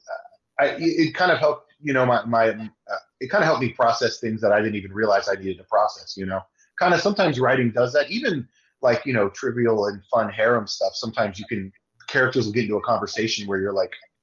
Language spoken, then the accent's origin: English; Austin, Texas, United States; I'm from Texas, so I was really able to pull from – some characters I know from Texas. I'm from Austin